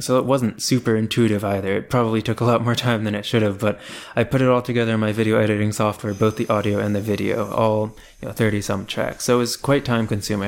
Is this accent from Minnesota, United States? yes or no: no; Columbia, Maryland, United States; I am originally from Columbia, Maryland, which is a suburb of Baltimore, and I still live in the Baltimore area right now